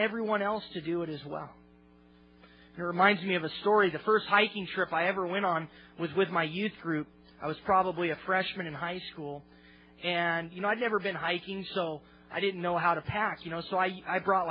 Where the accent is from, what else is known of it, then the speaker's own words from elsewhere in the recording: Olympia, Washington, United States; my hometown, Olympia